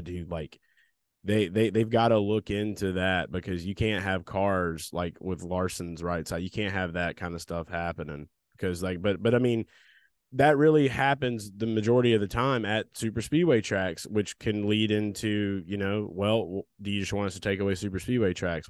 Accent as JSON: {"language": "English", "region": "the South", "country": "United States", "tie": "born or raised there", "said": "we grew up in the South around a shit ton of rednecks"}